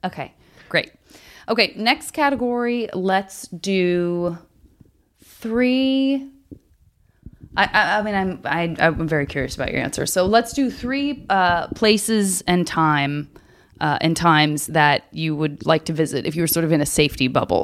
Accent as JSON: {"language": "English", "region": "Arizona", "country": "United States", "tie": "born or raised there", "said": "growing up in Arizona"}